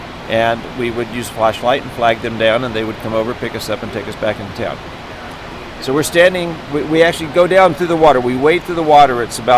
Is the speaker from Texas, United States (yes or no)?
yes; Texas, United States; I grew up around a lot of snakes. I grew up in Texas, and so we had snakes everywhere.